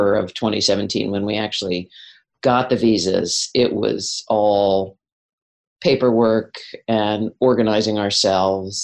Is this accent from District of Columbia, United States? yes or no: yes; Washington, District of Columbia, United States; moved away as an adult; now in Wellington, New Zealand; I grew up in Washington, D.C.